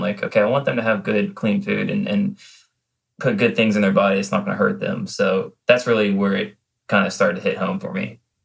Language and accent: English; Low Country, South Carolina, United States; growing up in the Low Country